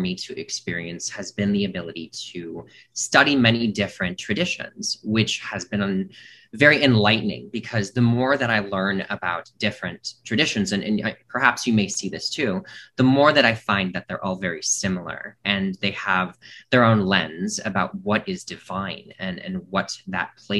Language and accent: English; Milwaukee, Wisconsin, United States; also born or lived in Chicago, Illinois; So I am born from Milwaukee, Wisconsin, and I spent a lot of my time in the Midwest, predominantly in the Wisconsin and Chicago area.